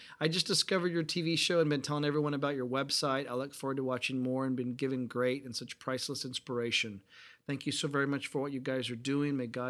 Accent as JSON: {"language": "English", "country": "Uruguay", "said": "I'm from Uruguay."}